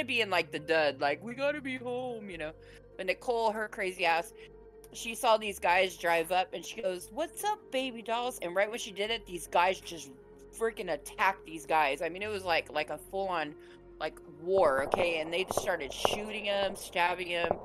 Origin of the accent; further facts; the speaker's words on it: San Diego, California, United States; San Diego's where I was raised